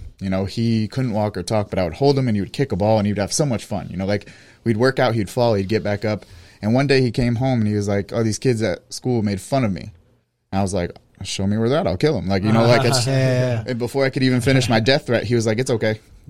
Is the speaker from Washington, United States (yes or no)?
no; Pompano Beach, Florida, United States; In Pompano.